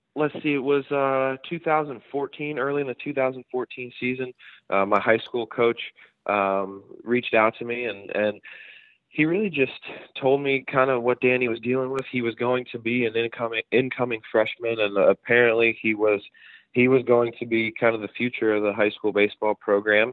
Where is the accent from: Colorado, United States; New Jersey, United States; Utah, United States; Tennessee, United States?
New Jersey, United States; when I was growing up in South Jersey